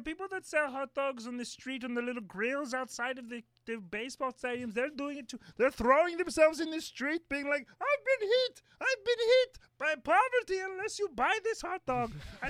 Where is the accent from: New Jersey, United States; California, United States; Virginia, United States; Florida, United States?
California, United States; Los Angeles; now in Denver, United States; I grew up on the Heliotrope Avenue in Los Angeles, but I moved to Denver for a job opportunity.